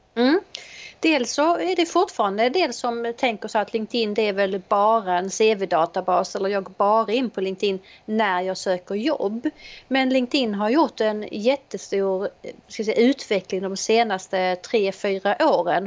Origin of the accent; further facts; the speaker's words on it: Helsingborg, Skåne, Sweden; Jag är eh, ifrån Helsingborg